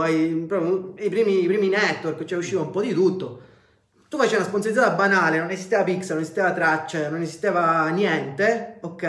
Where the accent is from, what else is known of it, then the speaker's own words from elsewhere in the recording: Messina, Sicily, Italy; noi al sud viviamo in una macchina del tempo, nel senso noi qua siamo dieci anni indietro rispetto al, al resto del mondo.